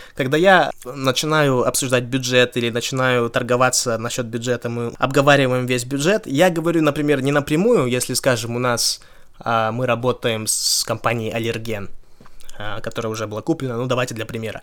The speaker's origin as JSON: {"language": "Russian", "country": "Kazakhstan", "moved": "yes", "said": "я из Казахстана"}